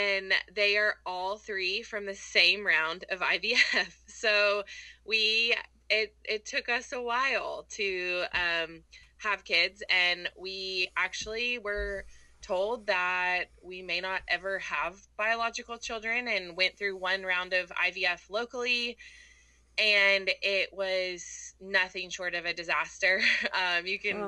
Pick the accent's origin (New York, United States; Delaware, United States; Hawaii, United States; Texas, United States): Texas, United States; Houston; moved away as an adult; now in Auburn, United States; I'm not from here originally. I'm from Houston, Texas